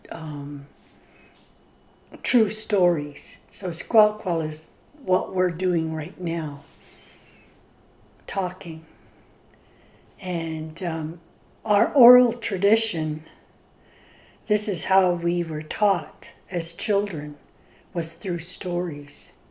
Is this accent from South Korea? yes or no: no; British Columbia, Canada; I'm from Staelis and Scowlitz. Right now, I've lived here in Tehuic Nation on Skalkail First Nation, married for 49 years